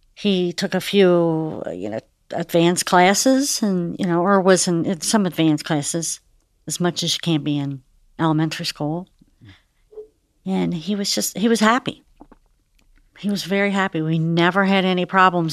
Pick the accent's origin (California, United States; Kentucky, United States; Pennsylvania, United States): Kentucky, United States; Fort Thomas; we're from Fort Thomas. Eric and I both grew up, we've been there all our lives